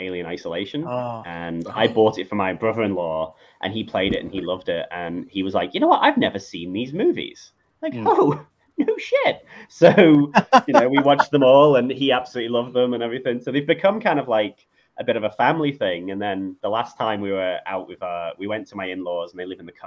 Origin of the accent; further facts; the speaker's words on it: England, United Kingdom; now in Australia; I live in Australia now, but I grew up in England